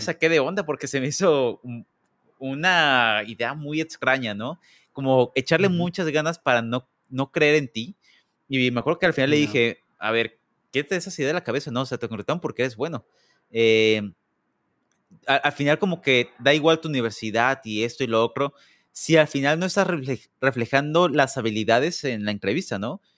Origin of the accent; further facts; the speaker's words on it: Mexico; now in United States; soy el único mexicano